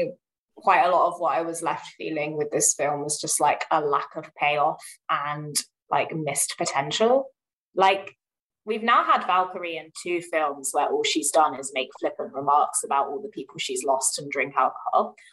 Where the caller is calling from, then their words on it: London, United Kingdom; I am calling in from London.